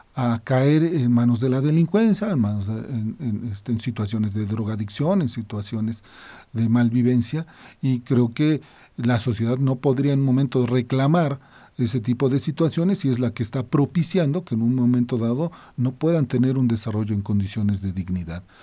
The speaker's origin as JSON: {"language": "Spanish", "country": "Mexico", "said": "Nuestro país"}